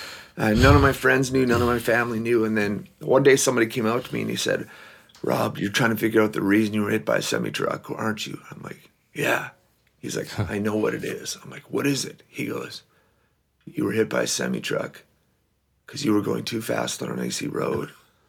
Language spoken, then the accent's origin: English; Belize; also born or lived in Mexico; now in Manitoba, Canada; My dad, he's from Belize, which is south of Mexico, but they wanted us to learn English. So we went from the tropics of Belize to the tropics of Manitoba.